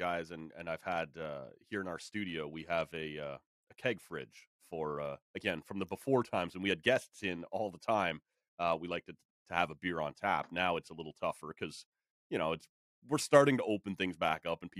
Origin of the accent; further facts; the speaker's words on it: Oshawa, Ontario, Canada; I grew up in Oshawa